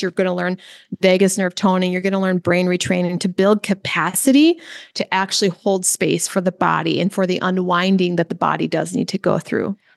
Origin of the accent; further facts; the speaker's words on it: Midwest, United States; I grew up in the Midwest